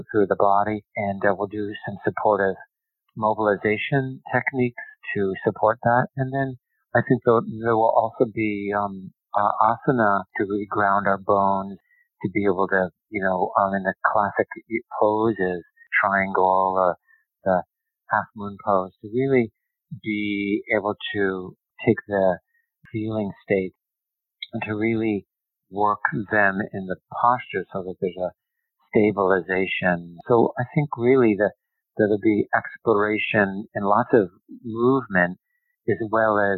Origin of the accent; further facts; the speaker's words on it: United States; being an American yogi